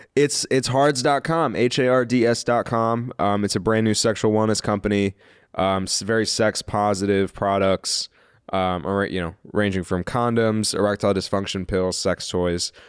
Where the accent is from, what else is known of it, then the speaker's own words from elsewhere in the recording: Kansas City, Missouri, United States; I'm from Kansas City. I was born in Kansas City